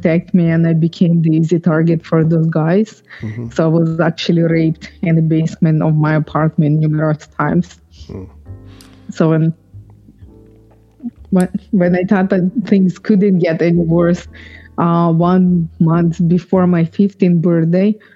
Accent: Ukraine; moved away; I am from Ukraine, but I was born when it was USSR.

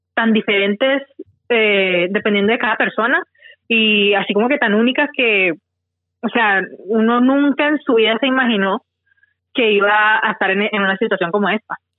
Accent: Tuluá, Valle del Cauca, Colombia; moved away as an adult; now in Australia; yo soy de, de Tuluá, Valle, eh, de Colombia. Eh, llevo aquí en Australia ya mm, ocho años viviendo aquí.

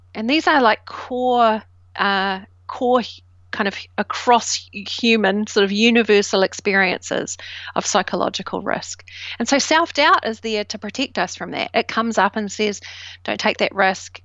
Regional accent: New Zealand; now in United Kingdom; I grew up in New Zealand, and I was the first generation immigrant of um, British

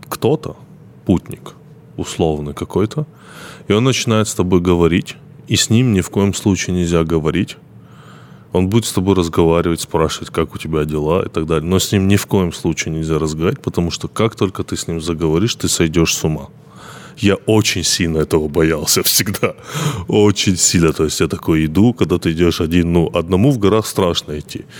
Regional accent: North Ossetia–Alania, Russia; Я из Осетии, и там горы. И горы, это же ну, достаточно, то есть в горах, особенно ночью, это очень ну, мистически.

